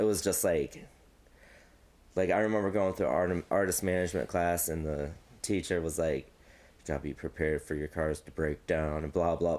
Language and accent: English; United States; also born or lived in Mount Pleasant; I moved here in like fifth grade, so I'm basically like Quad Cities my whole life.